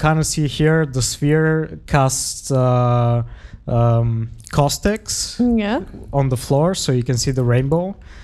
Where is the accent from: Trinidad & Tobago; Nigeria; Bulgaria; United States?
Bulgaria; Sofia, Sofia City; moved away as an adult; now in Enschede, Netherlands; I come from Bulgaria. I was born in Sofia, which is the capital of the city.